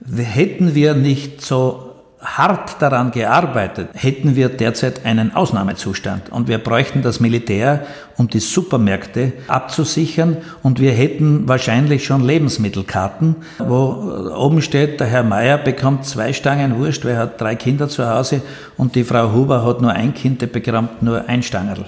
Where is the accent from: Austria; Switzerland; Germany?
Austria; bei uns in Österreich